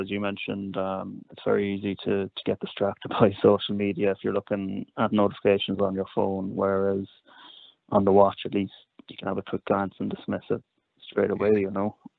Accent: Cork, Munster, Ireland; now in Dublin, Ireland; I'm from from Cork, living in Dublin at the moment

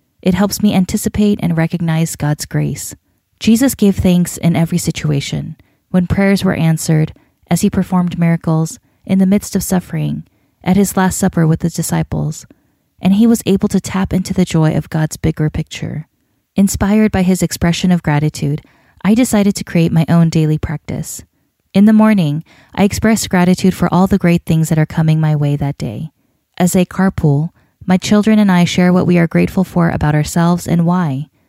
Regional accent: North Carolina, United States; against my decision to hold the wedding in Iowa instead of my home state of North Carolina

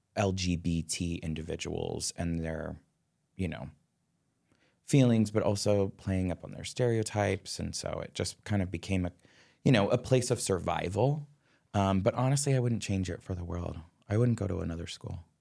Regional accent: Upper Arlington, Ohio, United States; I grew up in Upper Arlington, which I think now is a s, is such a more progressive community than it was

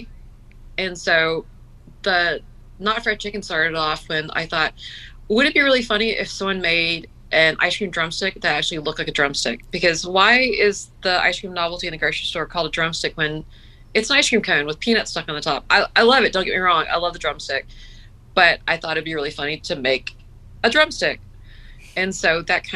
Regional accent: Gulf Coast, United States; moved away; I grew up on the Gulf Coast

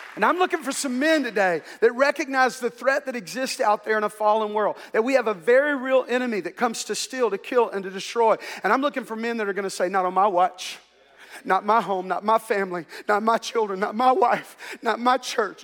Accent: Ouachita Parish, Louisiana, United States; we grew up here in the South and, uh, we lived in a segregated culture. In fact, they did not desegregate the schools in Wichita Parish where I grew up

